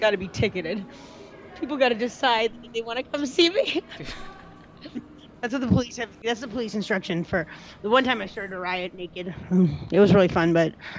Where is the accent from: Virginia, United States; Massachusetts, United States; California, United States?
Massachusetts, United States; also born or lived in Providence, Rhode Island; I grew up right in between Boston and Providence, and I I hung out in Providence